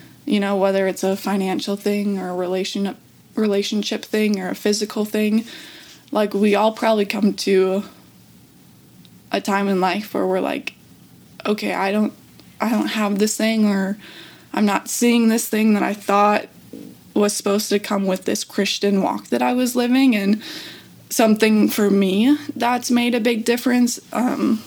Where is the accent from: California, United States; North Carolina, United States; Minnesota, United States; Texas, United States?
Minnesota, United States; I'm from Minnesota.